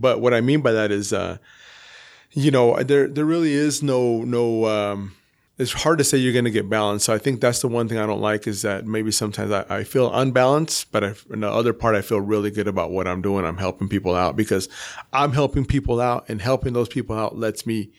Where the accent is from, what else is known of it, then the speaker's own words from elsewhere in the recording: Salt Lake City, Utah, United States; also born or lived in Boston / Ecuador (family); I grew up here in Salt Lake.